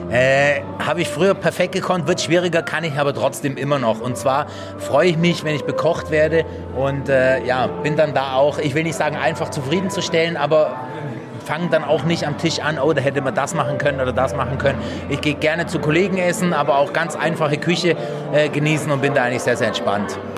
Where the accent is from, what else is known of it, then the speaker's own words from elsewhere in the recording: Bavaria, Germany; Ich bin ja auch Schwabe, also bayerischer Schwabe.